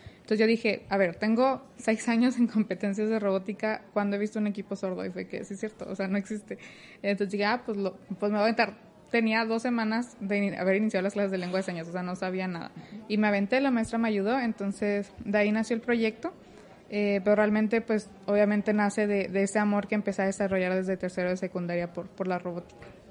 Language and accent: Spanish; Torreón, Coahuila, Mexico; now in Monterrey, Mexico; soy de Torreón, Coahuila, no soy de aquí, soy foránea